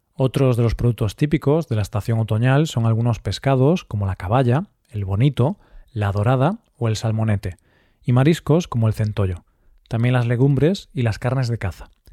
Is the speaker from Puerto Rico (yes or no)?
no; Galicia, Spain; Galicia, mi tierra